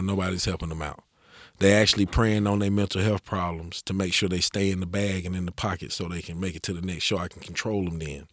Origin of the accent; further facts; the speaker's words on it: Asheville, North Carolina, United States; growing up in West Asheville, there was no opportunities for me as a young man